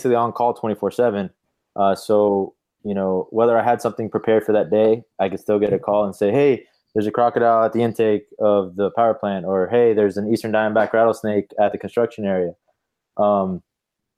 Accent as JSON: {"language": "English", "region": "South Florida", "country": "United States", "tie": "born or raised there", "said": "I grew up in South Florida"}